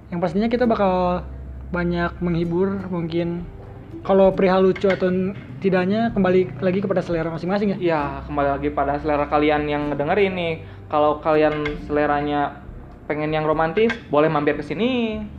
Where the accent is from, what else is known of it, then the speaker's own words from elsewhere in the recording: Bandung, West Java, Indonesia; asa bukan orang Bandung banget gitu kan kita orang